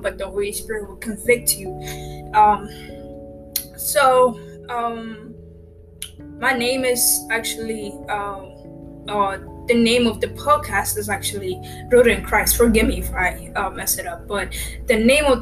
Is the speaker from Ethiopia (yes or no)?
yes; Ethiopia; now in United States; I'm from Ethiopia. I actually resident right now in USA.